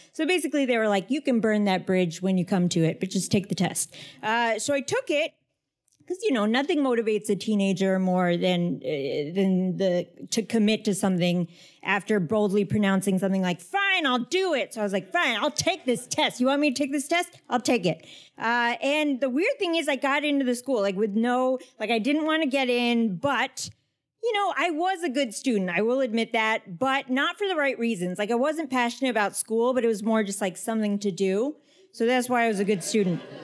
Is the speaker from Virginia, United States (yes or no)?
yes; Northern Virginia, United States; I grew up in Northern Virginia